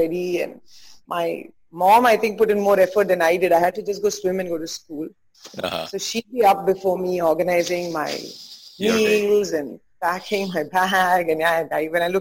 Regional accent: Bangalore, Karnataka, India; moved away as an adult; also born or lived in Belgaum / Bombay; now in Mumbai, India; Grew up in 3-4 different cities before I settled in Bangalore when I was about 6.5-7 years of age. Completed my schooling in Sophia's

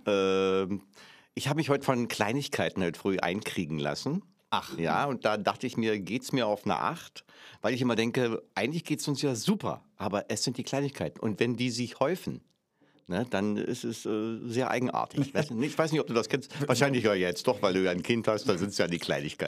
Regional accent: Berlin, Germany; moved away as an adult; In, natürlich Ostberlin. In Pankow, dann später in Weißensee

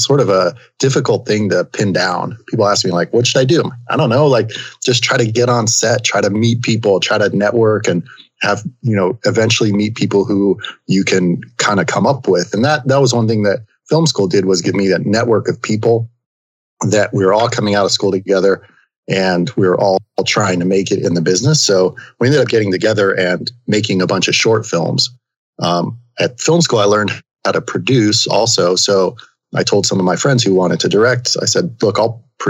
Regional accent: Northwest New Jersey, United States; I grew up in New Jersey, Northwest New Jersey

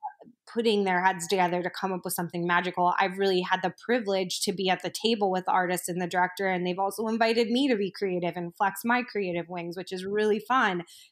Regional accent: New York City, New York, United States; and granted, I am a New Yorker, so I'm obviously in a microcosm that is traditionally more open than other parts of the country

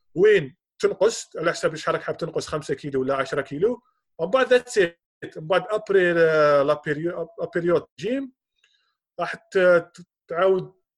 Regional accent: Algeria; حنا حنا عندنا في الجزائر

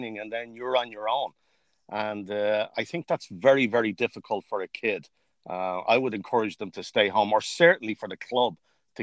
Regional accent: Dublin, Leinster, Ireland; now in United States; I grew up what they call the Navan Road, which is Ashtown

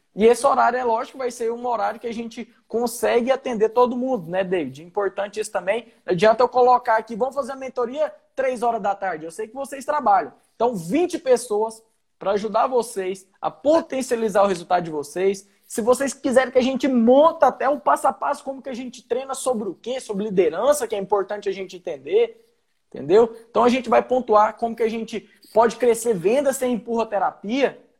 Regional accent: Goiás, Brazil; moved away as an adult; also born or lived in Rio Grande do Sul; eu sou de Goiás

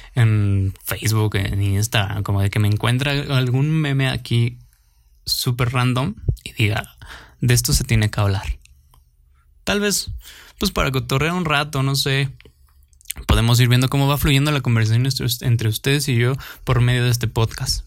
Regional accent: Mexico; soy mexicano

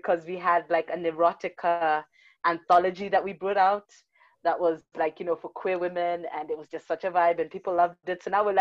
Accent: Kenya; now in South Africa; I hail from Kenya, but I'm living in South Africa with my partner

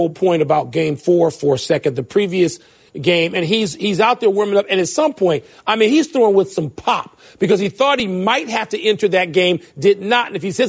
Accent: Chicago, Illinois, United States; As a Chicagoan

